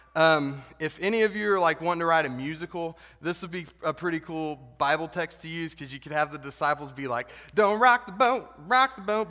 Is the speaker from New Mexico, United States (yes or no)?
yes; the Texas part of New Mexico, United States; I grew up in the Texas part of New Mexico